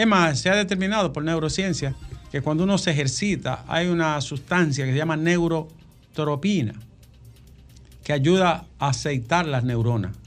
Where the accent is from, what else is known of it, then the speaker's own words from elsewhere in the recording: Bonao, Monseñor Nouel, Dominican Republic; moved away; En mi pueblo acompañaba a la gente allá, Alejandro, en Bonao.